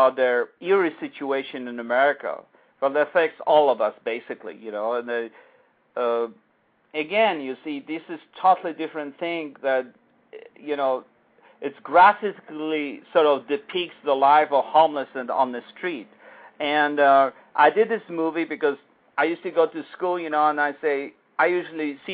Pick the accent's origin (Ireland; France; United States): United States; as an American